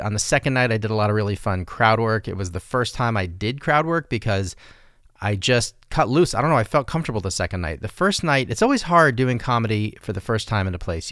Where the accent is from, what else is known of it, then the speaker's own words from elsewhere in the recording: Santa Fe, New Mexico, United States; I grew up in Santa Fe